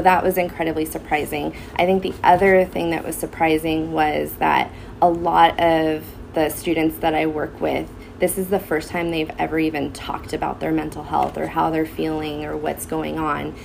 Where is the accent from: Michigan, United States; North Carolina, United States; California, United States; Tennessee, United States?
California, United States; Santa Clarita; I grew up in the Santa Clarita Valley, went to Hart High School